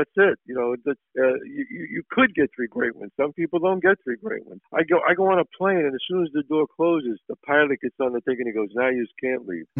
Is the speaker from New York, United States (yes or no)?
yes; New York City, New York, United States; It's my life growing up in the Bronx